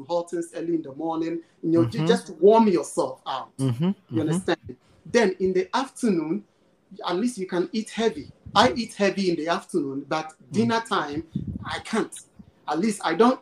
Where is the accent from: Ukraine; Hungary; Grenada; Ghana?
Ghana; Where we are coming from, we come from Africa, Ghana to be precise